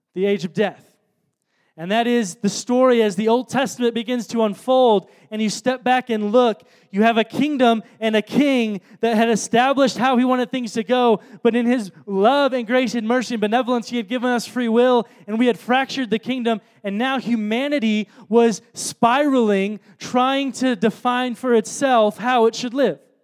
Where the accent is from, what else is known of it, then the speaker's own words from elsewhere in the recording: Chicago, Illinois, United States; moved away; I'm from Chicago